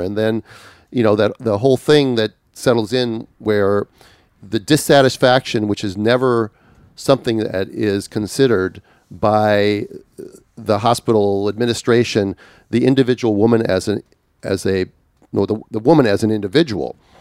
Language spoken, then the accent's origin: English; Minneapolis, Minnesota, United States; Minneapolis, which happens to be my hometown